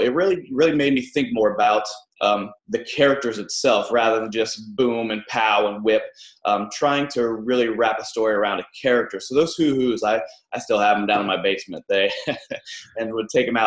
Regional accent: Ohio, United States; the town where I grew up in Ohio

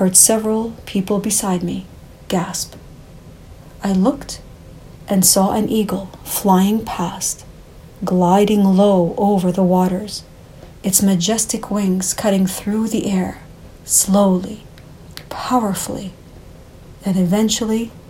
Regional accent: Canada; I was born in Canada

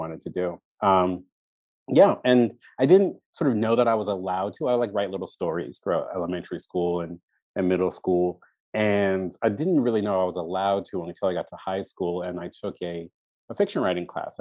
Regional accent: Baltimore, Maryland, United States; born or raised there

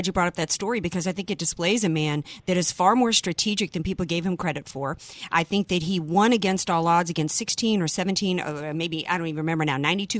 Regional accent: the South, United States; I'm from the South.

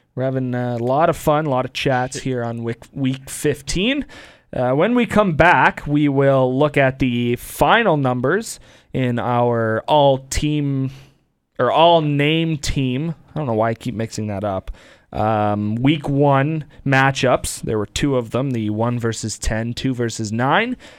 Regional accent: Windsor, Ontario, Canada; growing up in Windsor

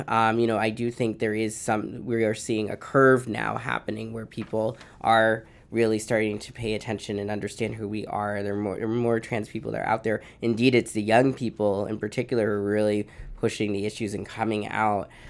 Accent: outside of Boston, Massachusetts, United States; also born or lived in Honduras; I was raised outside of Boston

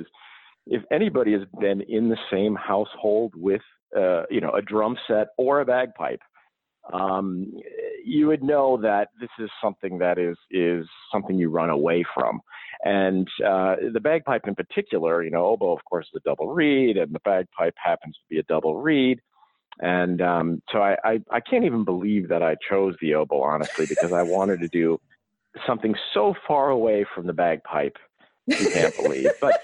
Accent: St. Paul, Minnesota, United States; I'm originally from St. Paul, Minnesota, and I grew up in a household that was full of people playing instruments

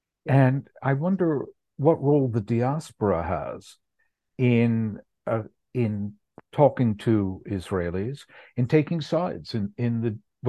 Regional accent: United States; I'm an American Jew

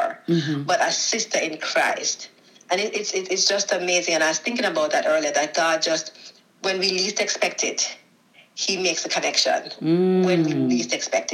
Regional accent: Jamaica; moved away as an adult; now in United States; I'm Jamaican. I was born in Jamaica

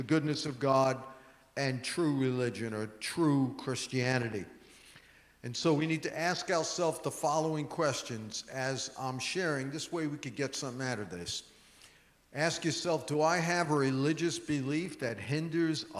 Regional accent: New York, United States; I'm a New Yorker

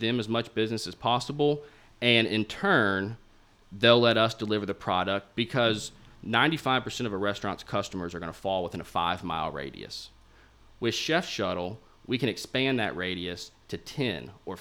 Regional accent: Little Rock, Arkansas, United States; moved away as an adult; also born or lived in New York City; now in Little Rock, United States; my hometown of Little Rock

